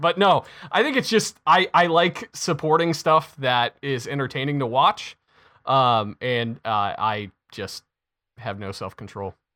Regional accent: United States; I'm American

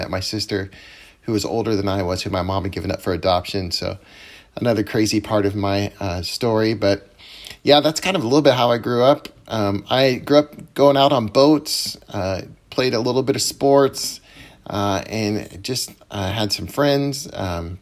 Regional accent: Gig Harbor, Washington, United States; I born and raised in Gig Harbor

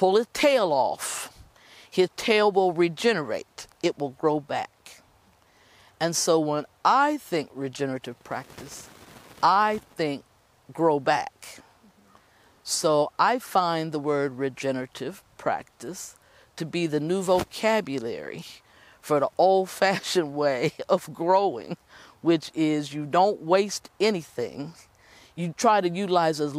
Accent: Appalachia, United States; I come from Appalachia.

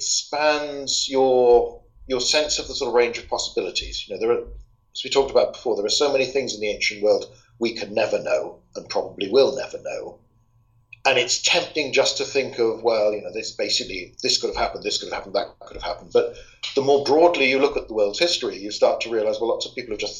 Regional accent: South Wales, United Kingdom; I'm from South Wales.

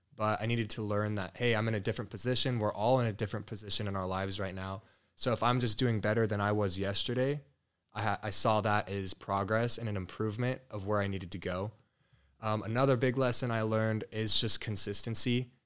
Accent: Colorado, United States; moved away as an adult; now in Scottsdale, United States; I grew up in Colorado. Born and raised there, first eighteen years

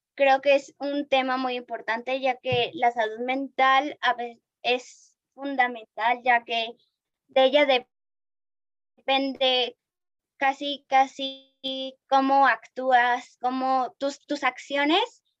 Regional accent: Mexico

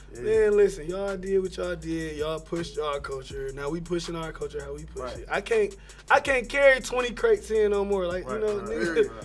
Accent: Detroit, Michigan, United States; I'm from the west.

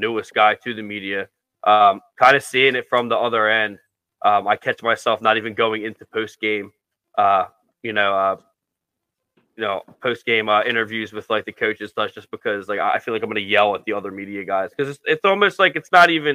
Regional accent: Philadelphia, Pennsylvania, United States; we're from Philadelphia.

